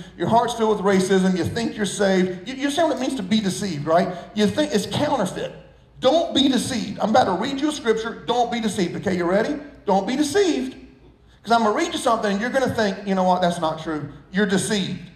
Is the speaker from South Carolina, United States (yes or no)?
yes; Socastee, South Carolina, United States; I grew up in Sockastee